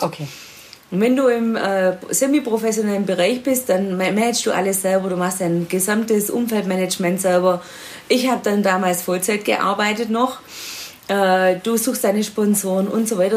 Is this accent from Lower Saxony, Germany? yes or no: no; Swabia, Ostalb district near Stuttgart, Baden-Württemberg, Germany; moved away; Frauenbeauftragte im Sportkreis Ostalb, äh, also meiner alten Heimat im Schwäbischen in der Nähe von Stuttgart